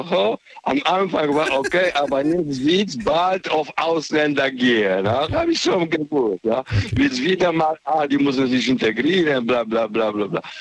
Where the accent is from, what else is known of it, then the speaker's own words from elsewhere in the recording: Ludwigshafen, Rhineland-Palatinate, Germany; auch aus, äh, ich bin aus Ludwigshafen, ja.